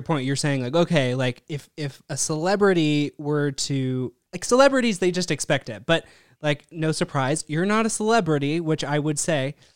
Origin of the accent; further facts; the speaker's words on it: Bend, Oregon, United States; Born and raised here in Bend, Oregon